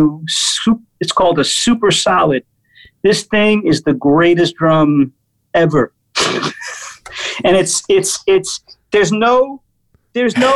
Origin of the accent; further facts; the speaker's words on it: New York City, New York, United States; I'm a New Yorker. So growing up, it was like the Blue Note and MSG